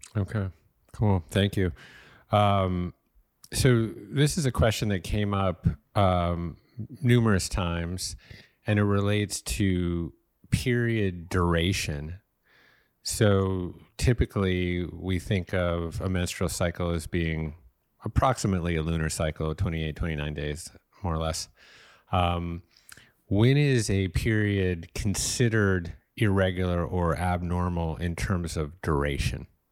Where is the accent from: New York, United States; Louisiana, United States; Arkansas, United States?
New York, United States; New York City; now in Los Angeles, United States; my hometown of Brooklyn.